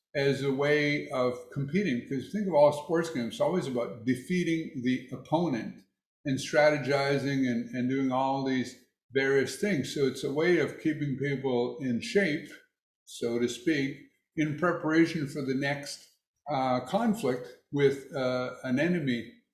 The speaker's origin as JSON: {"language": "English", "country": "United States", "said": "Of course, as American, I'm guessing that in Canada, there's a lot more kids playing hockey."}